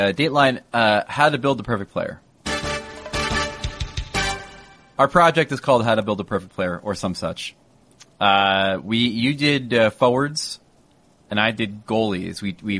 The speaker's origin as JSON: {"language": "English", "region": "New Jersey", "country": "United States", "said": "I'm from Jersey."}